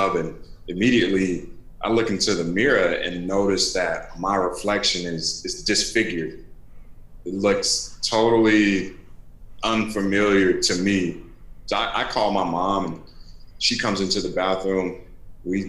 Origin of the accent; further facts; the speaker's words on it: Raleigh, North Carolina, United States; I grew up in North Carolina. I grew up in Raleigh